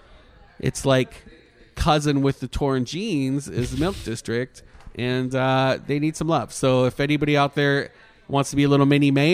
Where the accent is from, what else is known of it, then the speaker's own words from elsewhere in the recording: Canada; moved away; I'm Canadian